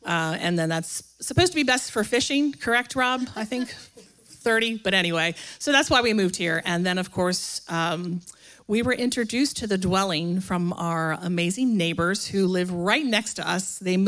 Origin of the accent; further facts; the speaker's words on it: Kent Island, Maryland, United States; moved away as an adult; now in Savannah, United States; Originally, we are from Kent Island, Maryland, which is this little island in the middle of the Chesapeake Bay. We were drawn to Savannah.